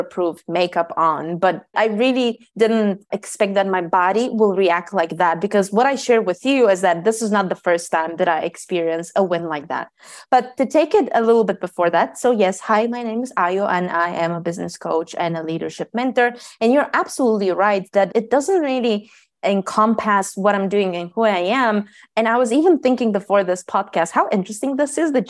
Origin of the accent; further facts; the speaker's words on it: Bulgaria; I was born in Bulgaria